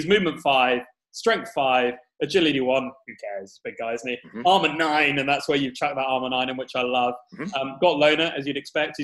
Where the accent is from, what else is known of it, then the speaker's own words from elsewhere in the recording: United Kingdom; we're British.